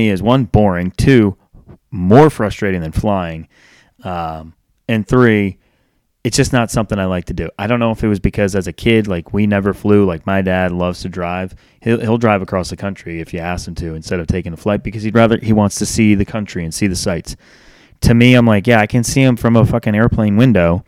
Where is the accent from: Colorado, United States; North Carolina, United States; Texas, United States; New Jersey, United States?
North Carolina, United States; Charlotte; I'm from Charlotte